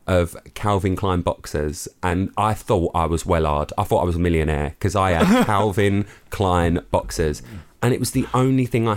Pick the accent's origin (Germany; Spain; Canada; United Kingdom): United Kingdom; London; now in Essex, United Kingdom; I grew up in London